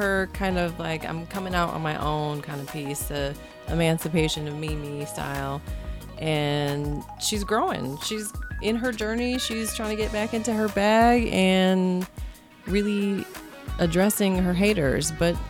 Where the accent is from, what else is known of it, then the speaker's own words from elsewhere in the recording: Michigan, United States; I am a Michigan native, mother of four